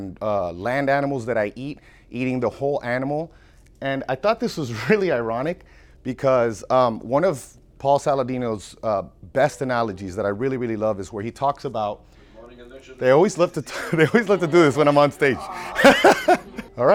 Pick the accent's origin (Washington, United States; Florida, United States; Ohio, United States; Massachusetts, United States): Florida, United States; I'm from Florida